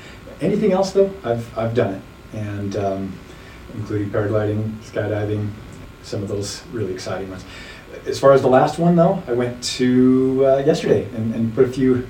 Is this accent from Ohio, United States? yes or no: no; Utah, United States; also born or lived in Idaho / Wyoming; So I'm a product of the West. I grew up between Idaho, Wyoming, and Utah all of my growing up years, and lived here in Utah for about 30 years now.